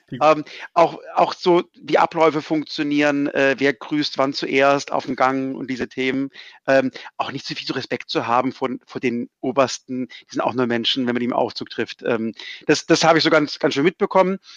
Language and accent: German; Hamburg, Germany; Aber als Hamburger war man ein bisschen eingesperrt ein paar Monate